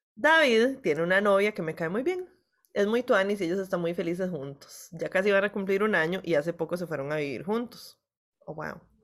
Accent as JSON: {"language": "Spanish", "country": "Costa Rica"}